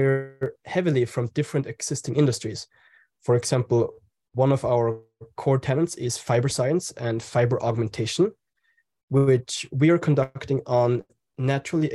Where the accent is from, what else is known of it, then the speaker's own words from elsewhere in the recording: Austria; accent: German; English is a second language; also born or lived in Italy / Spain; now in San Francisco, United States; I was born in Austria, so it's a German accent.